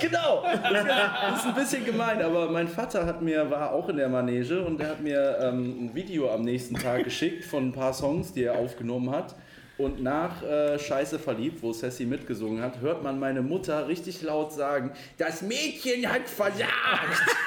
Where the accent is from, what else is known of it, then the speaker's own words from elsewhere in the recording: Ratingen, North Rhine-Westphalia, Germany; wir kommen aus Ratingen bei Düsseldorf.